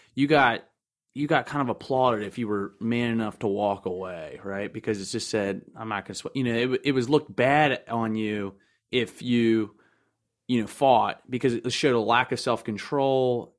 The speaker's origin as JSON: {"language": "English", "town": "Timonium", "region": "Maryland", "country": "United States", "also_born_or_lived": "Lakeland, Florida", "said": "I'm originally from the county of Baltimore, uh, North Area or Timonium"}